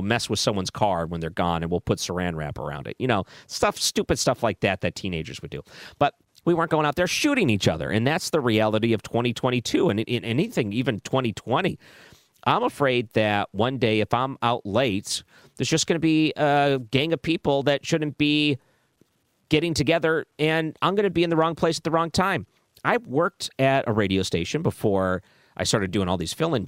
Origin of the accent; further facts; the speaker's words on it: outside Detroit, Michigan, United States; I grew up outside Detroit